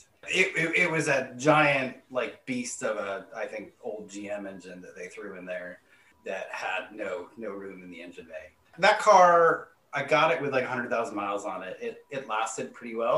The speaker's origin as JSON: {"language": "English", "region": "New Hampshire", "country": "United States", "tie": "born or raised there", "moved": "yes", "lives_now": "Maryland, United States", "said": "I grew up in New England, in New Hampshire"}